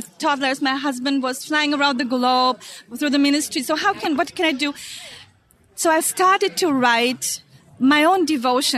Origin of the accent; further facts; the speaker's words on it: Germany; moved away as an adult; now in Israel; growing up in Germany and being a daughter of foreign workers